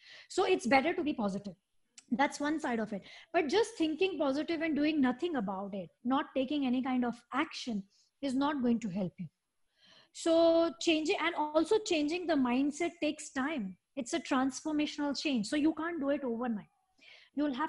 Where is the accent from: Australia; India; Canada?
India; moved away as an adult; also born or lived in Dubai; now in Singapore; I'm born and raised in India